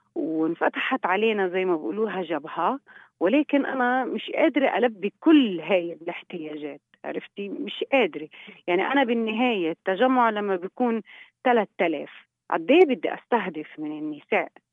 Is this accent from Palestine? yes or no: yes; Palestine; احنا عندنا بفلسطين